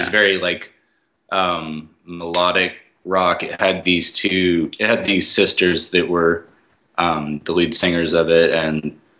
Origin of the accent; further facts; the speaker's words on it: East Texas, United States; moved away as an adult; now in Nashville, United States; where we're from, we're from East Texas, and there's not, like, the big city close to there is Dallas, and that's not even East Texas, and it was just small towns